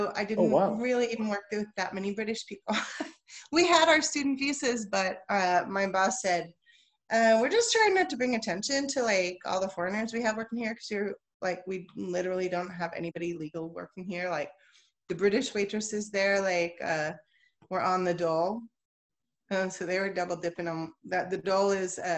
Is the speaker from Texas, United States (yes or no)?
yes; Texas, United States; I'm from Texas, I'm from the United States.